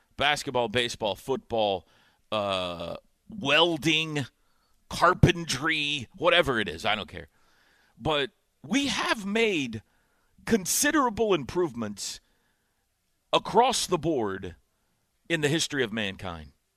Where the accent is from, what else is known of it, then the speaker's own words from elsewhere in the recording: Indiana, United States; moved away; growing up in Indiana